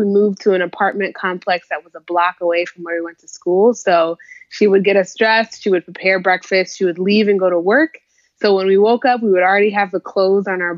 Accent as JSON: {"language": "English", "region": "Minnesota", "country": "United States", "tie": "born or raised there", "also_born_or_lived": "Texas / California", "said": "I grew up in Minnesota"}